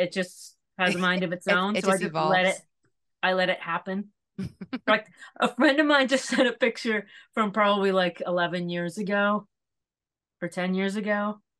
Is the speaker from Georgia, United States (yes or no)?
no; Lee, Massachusetts, United States; now in New York, United States; I grew up in Western Mass.